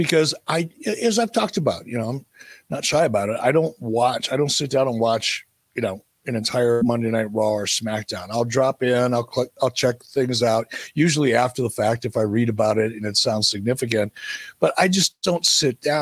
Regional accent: Detroit, Michigan, United States; I grew up in Detroit. I lived at 10 Mile and Gratiot, 2 miles away from 8 Mile. I grew up there

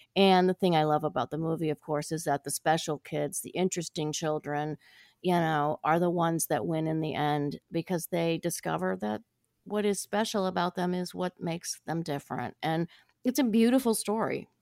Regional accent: Ohio, United States; I grew up in Ohio

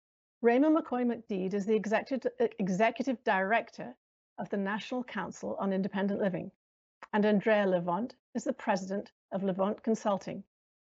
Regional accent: United Kingdom; accent: British American; I'm white, and as you can probably hear from my accent, I'm British American.

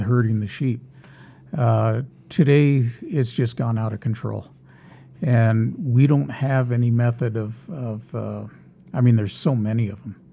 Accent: Los Angeles, California, United States; moved away; I grew up in Los Angeles.

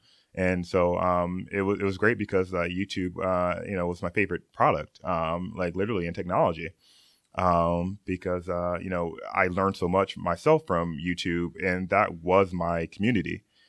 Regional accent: Okinawa, Japan; moved away; also born or lived in Gary, Indiana, United States / North Carolina, United States; I was born in Gary, Indiana. Yeah. Woohoo! And when I was 5 years old, my family moved to Japan, which I spent the majority of our time, particularly Okinawa, Japan.

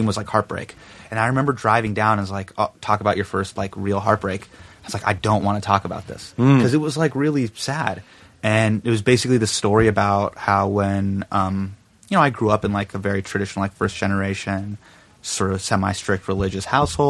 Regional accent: Davis, California, United States; moved away as an adult; I grew up in Davis. So Davis is kind of like, ruralish.

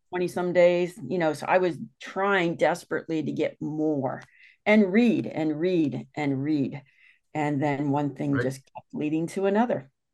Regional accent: Westerville, Ohio, United States; I grew up in Ohio mm-hmm. and moved to a little town called Westerville

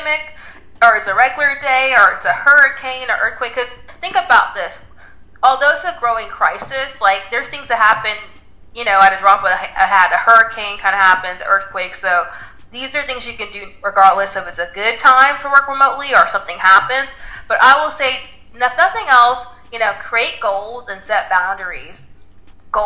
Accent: the Bay Area, California, United States; I was the only one working out of California. I'm from the Bay Area.

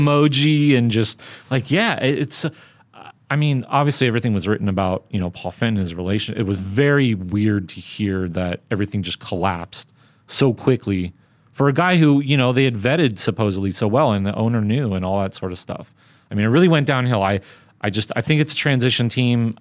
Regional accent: Southern California, United States; Growing up in Southern California

